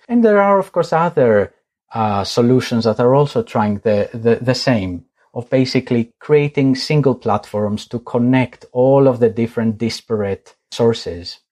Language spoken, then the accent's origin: English; Greece; moved away; I am originally from Greece